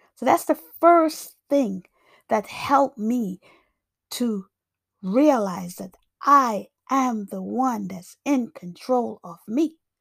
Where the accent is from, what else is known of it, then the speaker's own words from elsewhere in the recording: New York, United States; also born or lived in Jamaica; I grew up in, I grew up in, um, New York, but I was born in Jamaica.